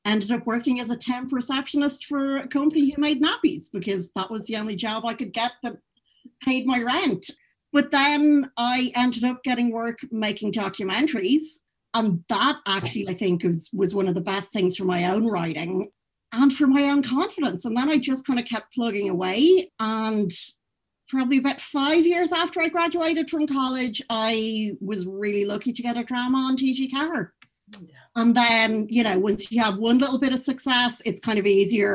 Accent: North Mayo, Connacht, Ireland; growing up in North Mayo

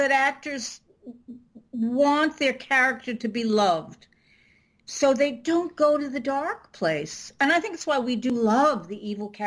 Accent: New York, United States; I'm from New York, and they they say Jeet

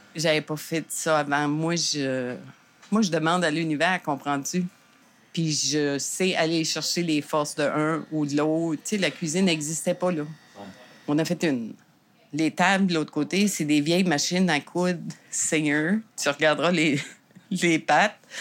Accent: Saint-Quentin, New Brunswick, Canada; moved away as an adult; now in Gaspésie, Canada; je viens du Nouveau-Brunswick à Saint-Quentin

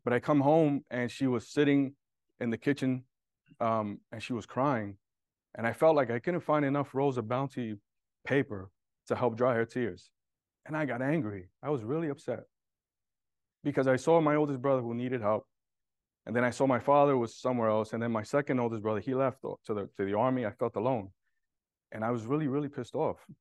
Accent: New York City, New York, United States; I was born and raised in Brooklyn, in a low income area, and I was, I was raised in Williamsburg

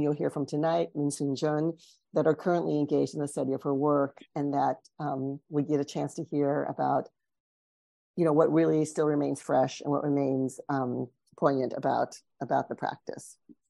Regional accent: Poughkeepsie, New York, United States; born there; also born or lived in Bay Area, California; and I was born in 1963 in Poughkeepsie, New York.

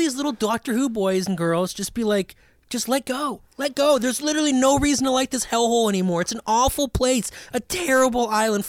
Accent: United States; growing up in America.

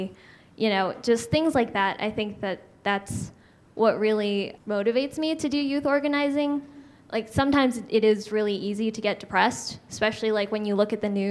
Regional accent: Albuquerque, New Mexico, United States; I was born and raised here in Albuquerque

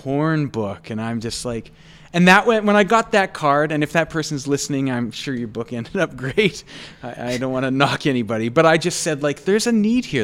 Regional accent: Dauphin, Manitoba, Canada; moved away as an adult; now in Winnipeg, Canada; growing up in Dauphin

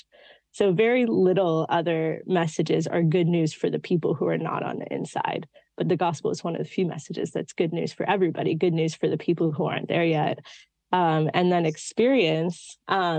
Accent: California outside of San Francisco, United States; now in New York City, United States; I grew up in California outside of San Francisco

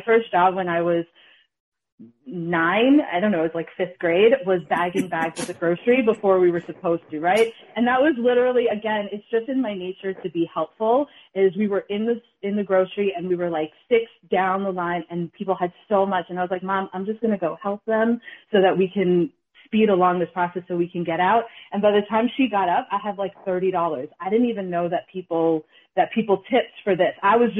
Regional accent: Bronx, New York, United States; I'm from the Bronx and he's from the Boston area.

